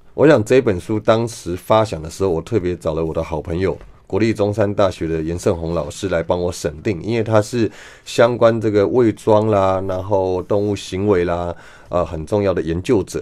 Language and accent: Chinese; Taipei, Taiwan; 小时候在台北市